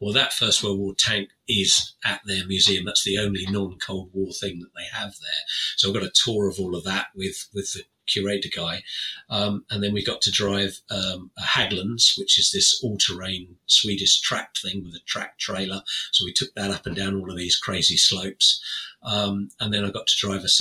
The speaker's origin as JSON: {"language": "English", "country": "United Kingdom", "said": "as a Brit"}